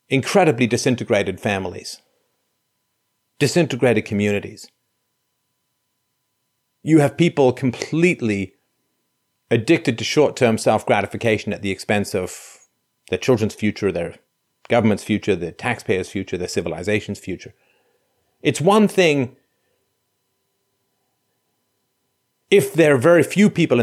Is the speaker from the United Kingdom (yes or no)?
yes; England, United Kingdom; moved away; I grew up in England